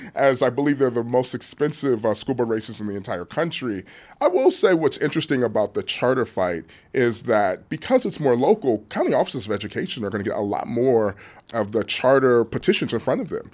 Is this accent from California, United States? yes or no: yes; Los Angeles, California, United States; my hometown, sunny Los Angeles